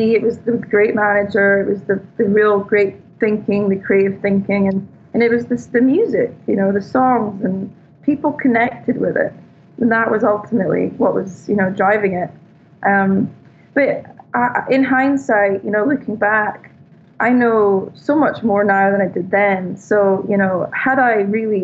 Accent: Scotland, United Kingdom; now in Malibu, United States; I'm Scottish

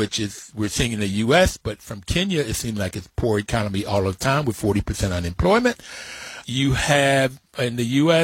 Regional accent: Bluefield, West Virginia, United States; I grew up in Bluefield, West Virginia, with a working poor family

